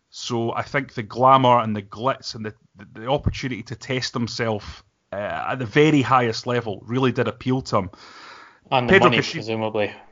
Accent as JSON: {"language": "English", "region": "Scotland", "country": "United Kingdom", "said": "we're both Scottish"}